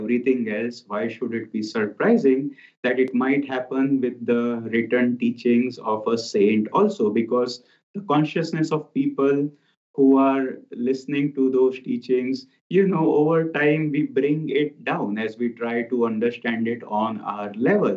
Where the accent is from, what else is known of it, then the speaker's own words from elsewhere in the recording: India; moved away as an adult; now in Ananda Village, United States; I come from India